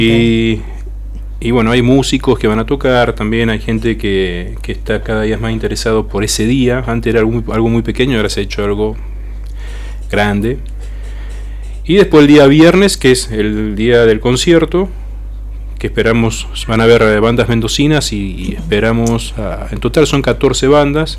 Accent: Argentina; como argentinos hemos hecho

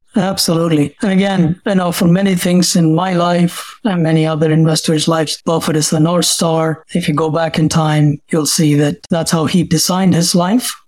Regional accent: India; moved away as an adult; now in United States; I'm originally from India. I came here as a student

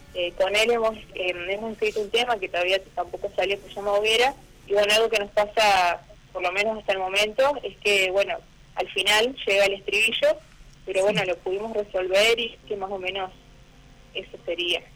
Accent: Puerto San Julián, Santa Cruz, Argentina; also born or lived in Río Gallegos; now in Perito Moreno, Argentina; en Puerto San Julián, donde me he criado, porque nací en la capital, en Río Gallegos

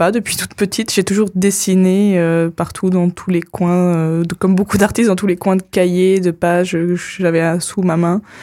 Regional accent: Jura, Bourgogne-Franche-Comté, France; moved away as an adult; also born or lived in Besançon; now in Épinal, France; je viens du Jura, donc pas si loin que ça

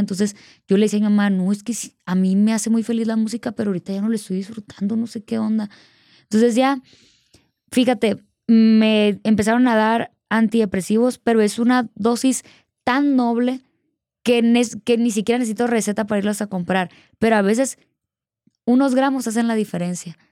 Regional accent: Culiacán, Sinaloa, Mexico; Justo ahí en Sinaloa, pues eh, mi abuelita siempre me ponía …, ella es de allá

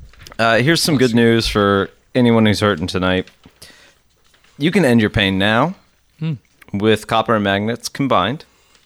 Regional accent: United States; I'm an American

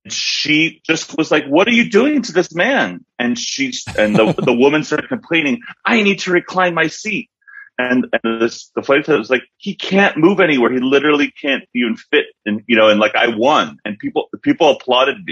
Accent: Philadelphia, Pennsylvania, United States; now in Los Angeles, United States; I grew up in Philly

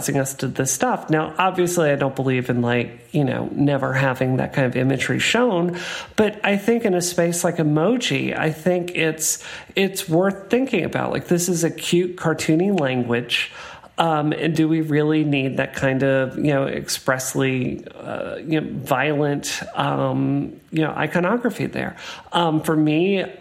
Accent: Mississippi, United States; I grew up in Mississippi

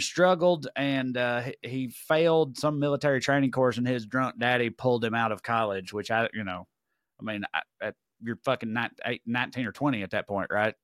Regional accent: Tennessee, United States; I'm a Tennessee guy

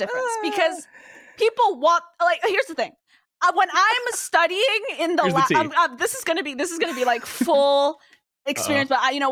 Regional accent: New York, United States; I'm from New York.

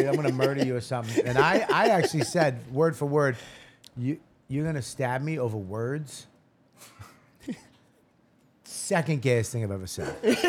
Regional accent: Boston, Massachusetts, United States; I'm from Boston.

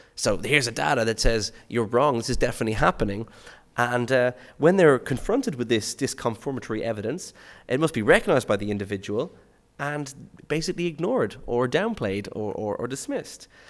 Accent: Skerries, Leinster, Ireland; my hometown is a place called Skerries in, in Dublin

